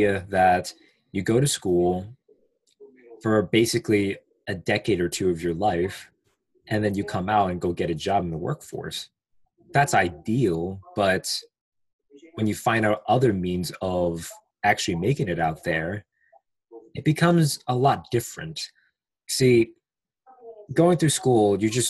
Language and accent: English; United States; English is a second language; I am from the United States. I live near DC